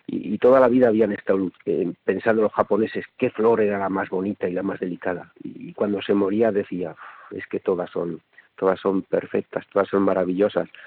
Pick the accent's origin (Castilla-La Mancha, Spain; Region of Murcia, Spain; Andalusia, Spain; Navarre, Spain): Navarre, Spain; yo, yo, yo soy navarro